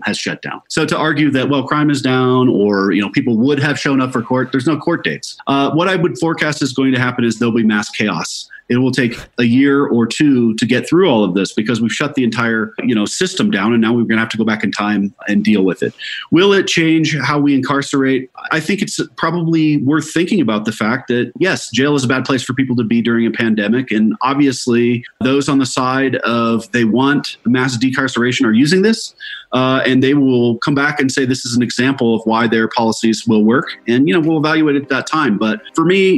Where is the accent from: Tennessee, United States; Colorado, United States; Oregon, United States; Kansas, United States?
Colorado, United States; my home state of Colorado